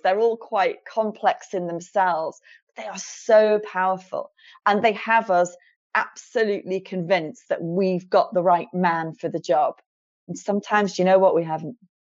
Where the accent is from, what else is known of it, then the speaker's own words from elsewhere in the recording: near Liverpool, North West England, United Kingdom; I was born near Liverpool